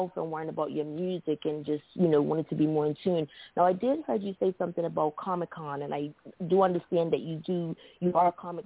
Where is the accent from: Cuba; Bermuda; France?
Bermuda; I was born and raised in Bermuda